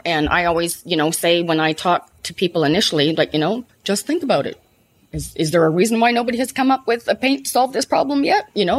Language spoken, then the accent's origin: English; Canada; moved away; I'm originally from Canada